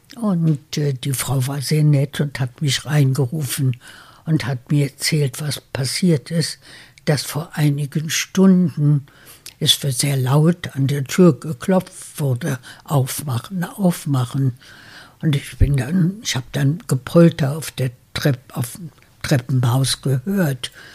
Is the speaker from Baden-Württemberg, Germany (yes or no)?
no; Berlin, Germany; moved away as an adult; also born or lived in United States; Es ist mein Berlin, das ich immer geliebt habe. Es ist meine Heimat. Äh, ich bin hier geboren, wir sind Deutsche